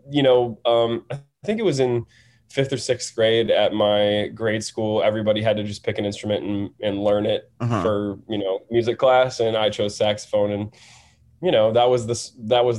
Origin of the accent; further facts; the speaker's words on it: Madison, Wisconsin, United States; moved away as an adult; now in Los Angeles, United States; I'm from Madison, Wisconsin